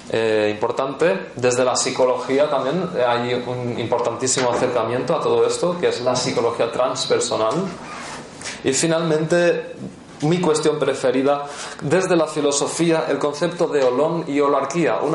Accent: Portugal; Spanish is a second language; Como soy portuguesa, no consigo entender la palabra que estás diciendo.

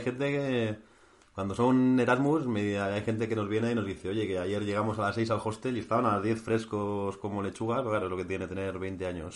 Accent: Basque Country, Spain; moved away; con mi tierra, con Euskadi

